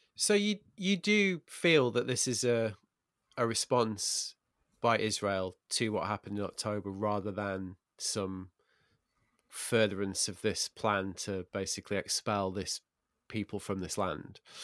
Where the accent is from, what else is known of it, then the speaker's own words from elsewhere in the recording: England, United Kingdom; I'm, I'm English